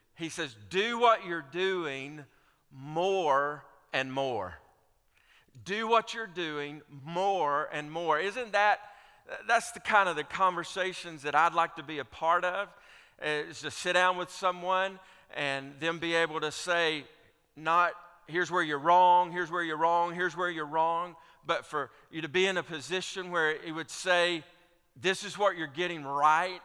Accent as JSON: {"language": "English", "region": "Alabama", "country": "United States", "tie": "born or raised there", "said": "I grew up in Alabama as an Auburn fan"}